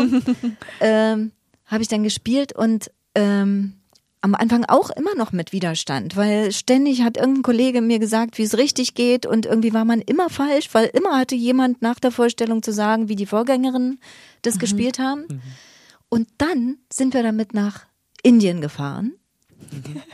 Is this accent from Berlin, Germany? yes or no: yes; Berlin, Germany; also born or lived in Leipzig; In Leipzig geboren, 1970. Also im Osten. Aufgewachsen allerdings dann mehr in Berlin. Wir sind nach Berlin gezogen, als ich fünf war, glaube ich. Ja, und da bin ich in Weißensee aufgewachsen